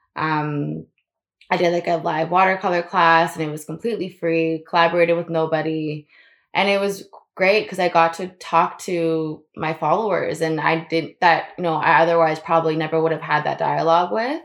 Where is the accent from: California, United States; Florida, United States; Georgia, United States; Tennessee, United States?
Florida, United States; I grew up in Florida